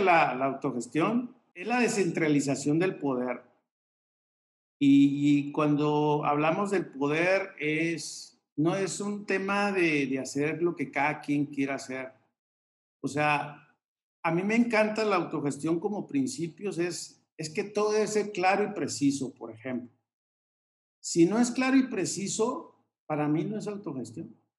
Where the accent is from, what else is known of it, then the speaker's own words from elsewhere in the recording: Mexico; venimos de, México, somos una empresa mexicana, yo no hablo inglés